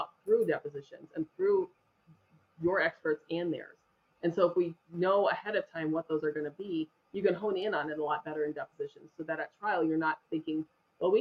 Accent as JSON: {"language": "English", "town": "Denver", "region": "Colorado", "country": "United States", "tie": "born or raised there", "also_born_or_lived": "Littleton, Colorado", "said": "I grew up in Denver, in Colorado."}